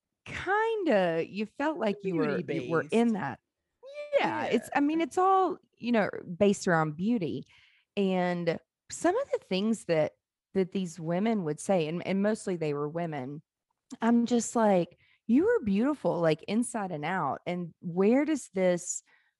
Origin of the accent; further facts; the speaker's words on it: Mississippi Gulf Coast, United States; I grew up around it in the South, on the Mississippi Gulf Coast